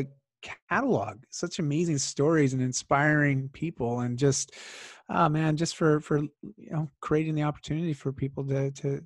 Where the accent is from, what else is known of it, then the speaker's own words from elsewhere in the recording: Bowmanville, Ontario, Canada; moved away as an adult; now in Vancouver, Canada; I grew up in Ontario in a small town called Bowmanville